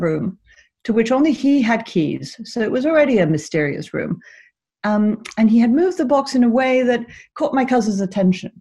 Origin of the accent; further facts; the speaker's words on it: Caracas, Capital District, Venezuela; I grew up in Venezuela, in the Venezuela of the 70s and 80s